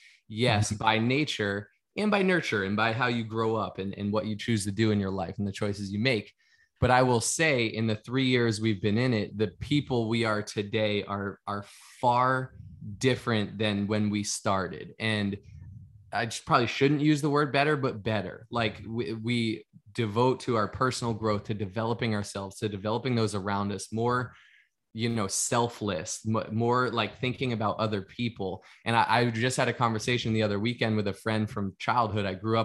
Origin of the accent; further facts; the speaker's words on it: Boston, Massachusetts, United States; I grew up in the Northeast part of the United States in Boston, Massachusetts